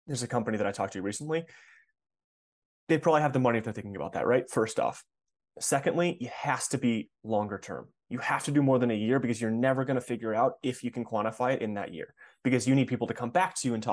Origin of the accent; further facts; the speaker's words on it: Ann Arbor, Michigan, United States; a advertising agency in Ann Arbor, where I grew up in Michigan